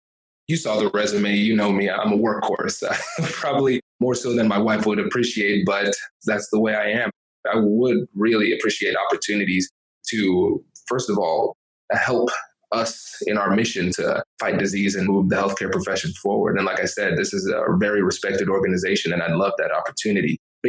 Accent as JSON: {"language": "English", "region": "California", "country": "United States", "said": "I'm from California, so I would say hella student loan debt."}